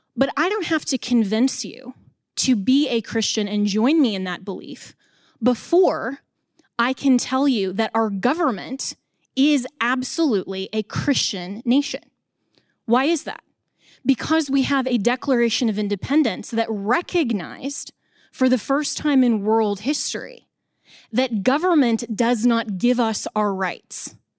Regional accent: Colorado, United States; in my home state of Colorado

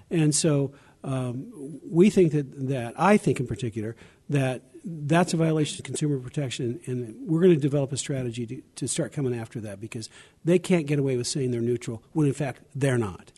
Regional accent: Arkansas, United States; I was born in Arkansas, not Tennessee

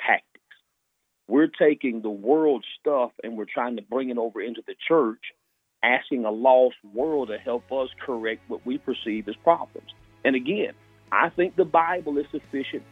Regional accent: small town Mississippi, United States; moved away; I grew up born and raised in small town Mississippi

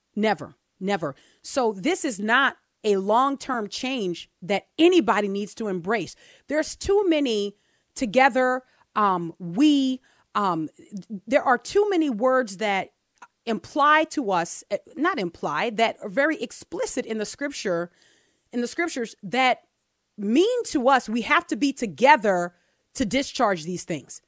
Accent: Texas, United States; I'm from Texas

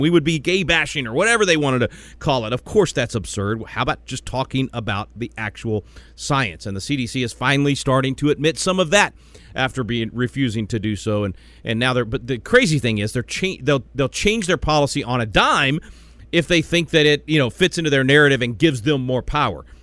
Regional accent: Little Rock, Arkansas, United States; being from Arkansas, I know exactly what you're talking about. I was born in Little Rock. My most of my family still is in Arkansas.

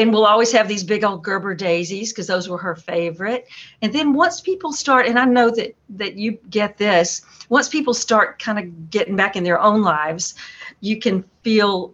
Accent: Atlanta, Georgia, United States; moved away as an adult; also born or lived in Boston / Belton, South Carolina; now in North Carolina, United States; I grew up in Atlanta

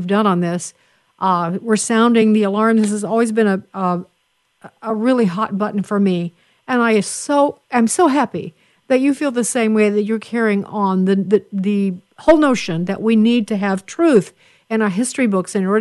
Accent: Chicago, Illinois, United States; we're both from Chicago, at least Chicago-centric

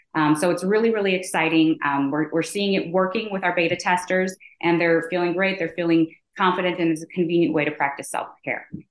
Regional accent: Chicago, Illinois, United States; also born or lived in Michigan; born and raised in Chicago

